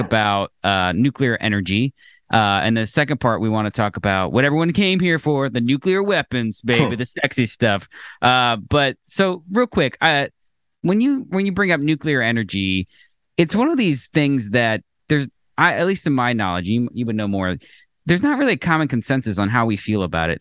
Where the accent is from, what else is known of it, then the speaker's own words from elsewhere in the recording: Florida, United States; we grew up in Florida